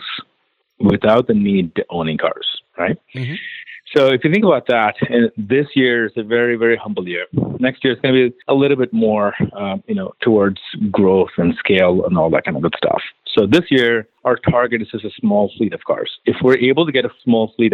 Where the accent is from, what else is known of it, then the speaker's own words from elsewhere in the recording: Chennai, Tamil Nadu, India; now in United States; born and raised in India.